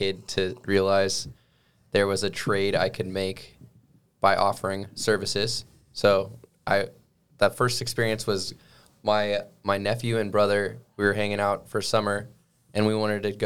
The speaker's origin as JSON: {"language": "English", "town": "Sacramento", "region": "California", "country": "United States", "said": "That's where I'm from"}